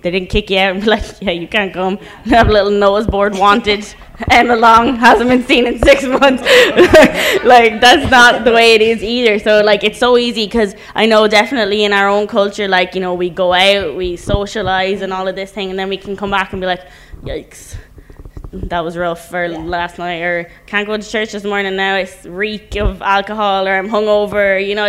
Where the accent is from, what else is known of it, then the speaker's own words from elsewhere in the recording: Ireland; That's kind of similar to for me, and I know being Irish, that's kind of a different thing and not something that's super common like that.